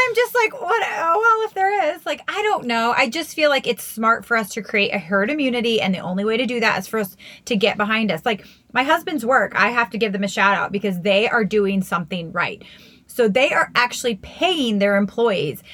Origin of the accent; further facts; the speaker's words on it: United States; now in Nevada, United States; Maryland and Virginia and DC, like my hometown